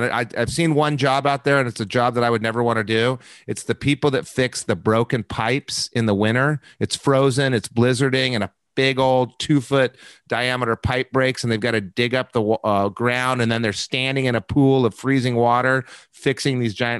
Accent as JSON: {"language": "English", "town": "Albuquerque", "region": "New Mexico", "country": "United States", "tie": "born or raised there", "said": "I grew up in Albuquerque, New Mexico. Wonderful people I grew up with."}